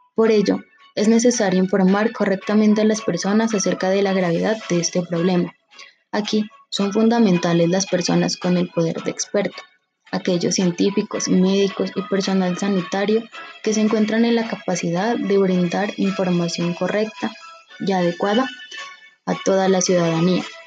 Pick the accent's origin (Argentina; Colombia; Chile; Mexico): Colombia